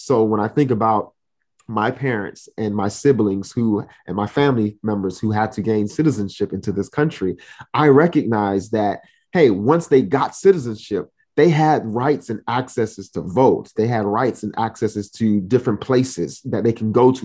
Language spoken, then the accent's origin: English; Miami, Florida, United States; I'm originally from Miami, Florida, but I am of Haitian descent